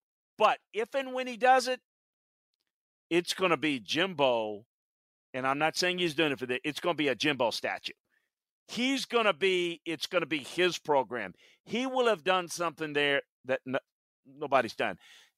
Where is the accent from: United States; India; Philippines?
United States; Louisiana; And certainly I grew up in South Louisiana going to LSU games as a kid.